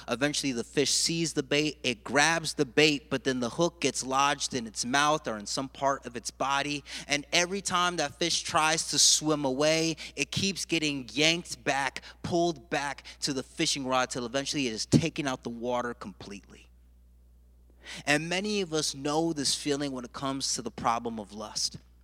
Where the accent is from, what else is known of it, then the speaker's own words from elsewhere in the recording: United States; I'm a first generation American. My mother and father were born and raised in Jamaica, and they came to this country